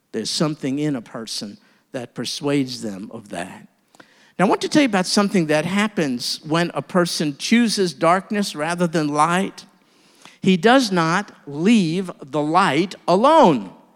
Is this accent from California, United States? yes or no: no; New York, United States; moved away; as a New Yorker